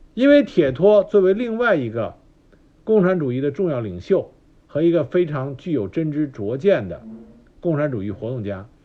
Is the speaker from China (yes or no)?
yes; China; 我们中国